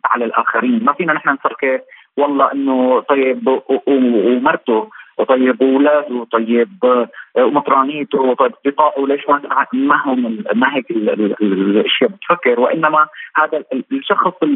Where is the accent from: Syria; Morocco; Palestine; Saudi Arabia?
Syria; also born or lived in Venezuela; now in Caracas, Venezuela; نحن بسوريا انا كمواطن سوري ولو اني عايش برا